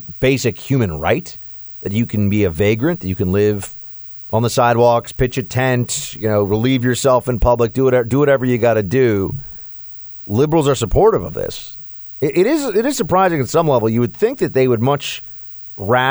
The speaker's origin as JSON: {"language": "English", "town": "New York City", "region": "New York", "country": "United States", "tie": "born or raised there"}